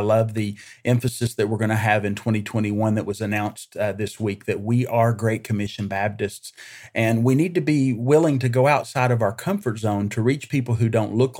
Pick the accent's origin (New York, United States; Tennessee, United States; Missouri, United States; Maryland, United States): Tennessee, United States; Greeneville; I am originally from Eastern Tennessee. I actually grew up in Greenville, Tennessee, just northeast of Gatlinburg there near the North Carolina border